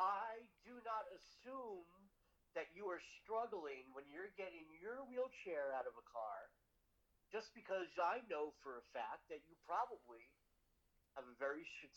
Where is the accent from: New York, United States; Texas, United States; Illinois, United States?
New York, United States; Long Island; I'm from Long Island.